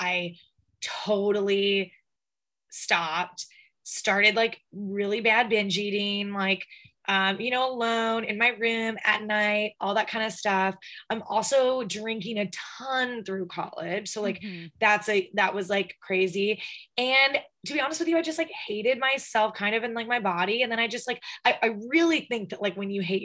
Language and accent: English; the South, United States; I'm from the South.